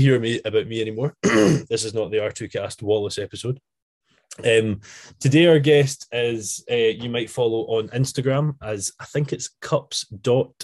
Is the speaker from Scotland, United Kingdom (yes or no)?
yes; Arran, Scotland, United Kingdom; I'm from Arran